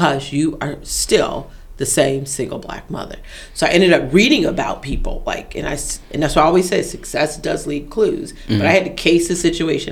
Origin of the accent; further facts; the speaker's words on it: Detroit, Michigan, United States; I'm from Detroit